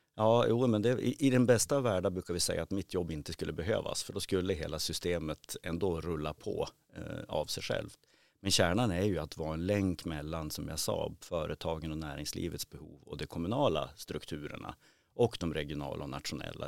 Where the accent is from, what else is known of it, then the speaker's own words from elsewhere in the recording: Umeå, Västerbotten County, Sweden; född och uppvuxen i Umeå